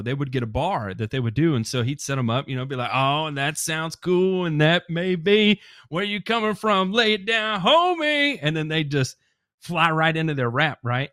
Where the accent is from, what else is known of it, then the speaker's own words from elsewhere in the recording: Memphis, Tennessee, United States; I grew up in Memphis, Tennessee, uh, shout out to all my nine oh one brothers and sisters out there